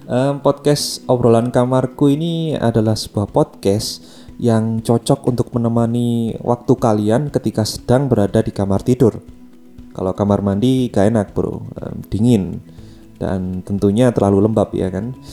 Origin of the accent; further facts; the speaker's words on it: Java, Indonesia; accent: Javanese (medok); jadi akun saya yang dulu itu dari Jawa ya jadi kalau aksen saya kerasa Jawa atau medok ya maklum aja ya maklum aja